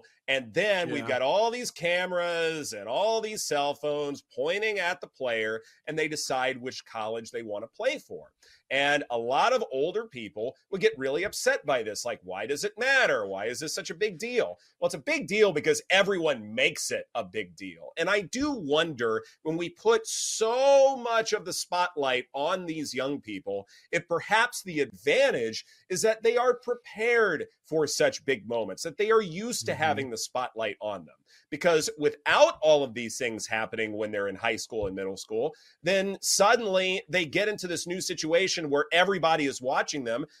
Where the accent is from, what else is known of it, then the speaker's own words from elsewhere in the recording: Louisiana, United States; also born or lived in Texas; growing up in Louisiana and then spending a ton of time in Texas